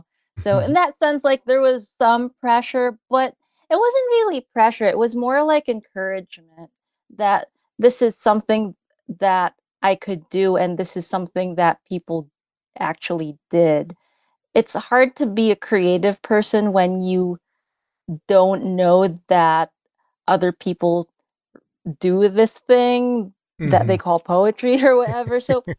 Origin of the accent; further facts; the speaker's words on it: United States; when I was growing up in the States, I felt in many ways alienated.